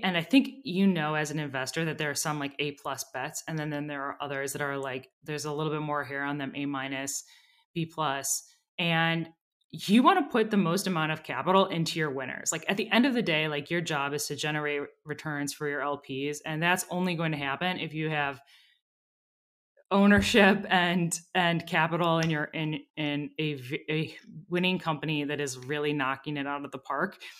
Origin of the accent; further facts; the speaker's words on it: Minneapolis, Minnesota, United States; I grew up in Minneapolis